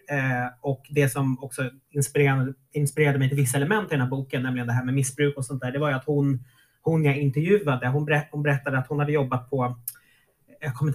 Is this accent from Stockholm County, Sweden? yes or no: yes; Norrviken, Stockholm County, Sweden; Jag, jag tror inte att jag växte upp i Norrviken och tänkte att jag bodde så nära stan